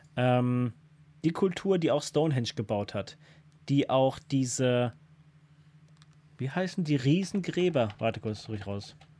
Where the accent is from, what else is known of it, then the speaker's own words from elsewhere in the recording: Germany; als Deutscher, als Deutscher